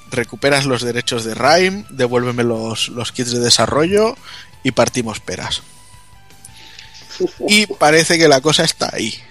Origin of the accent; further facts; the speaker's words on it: Spain; Esta de, soy española, ¿qué quieres que te gane?